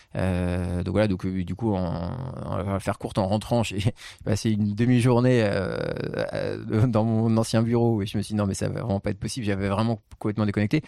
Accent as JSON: {"language": "French", "town": "Marseille", "region": "Provence-Alpes-Côte d'Azur", "country": "France", "tie": "born or raised there", "moved": "yes", "lives_now": "Paris, France", "said": "je viens de Marseille je suis né à Marseille je me sens très marseillais"}